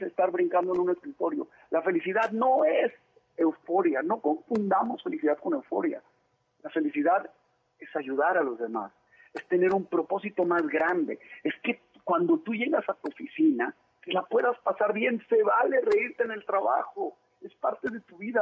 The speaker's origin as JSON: {"language": "Spanish", "town": "Monterrey", "region": "Nuevo León", "country": "Mexico", "tie": "born or raised there", "also_born_or_lived": "Mexico City", "said": "yo nací en Ciudad de México, me fui a vivir a Monterrey muy chiquito"}